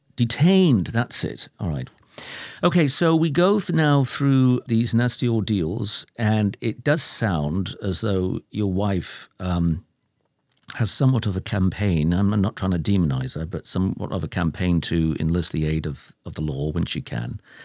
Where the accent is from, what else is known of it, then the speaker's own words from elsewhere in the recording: Lancashire, North West England, United Kingdom; I'm from Lancashire. That's my territory.